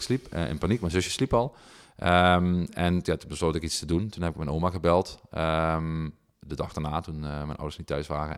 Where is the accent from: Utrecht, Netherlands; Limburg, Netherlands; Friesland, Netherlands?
Limburg, Netherlands; Heerlen; ik kwam uit Zeswegen, dus totaal andere, totaal andere sociaal-economische achtergronden